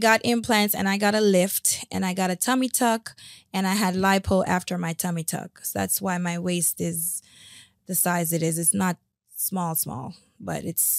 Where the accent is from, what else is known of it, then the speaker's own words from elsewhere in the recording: Jamaica; I'm Jamaican. I like to eat bones.